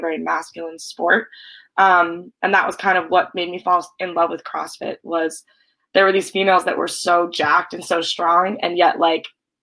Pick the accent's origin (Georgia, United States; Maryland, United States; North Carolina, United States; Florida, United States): Maryland, United States; Severna Park; now in Massachusetts, United States; I grew up in Severna Park, Maryland